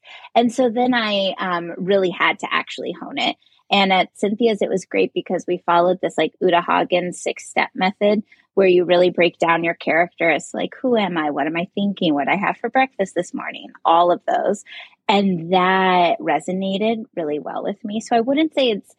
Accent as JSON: {"language": "English", "town": "Covington", "region": "Indiana", "country": "United States", "tie": "born or raised there", "moved": "yes", "lives_now": "Los Angeles, United States", "said": "I'm from Indiana originally, so like very small town, cornfields all around."}